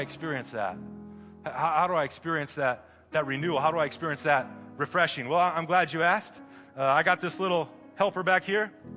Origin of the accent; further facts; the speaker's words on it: Midwest, United States; moved away; I'm from the Midwest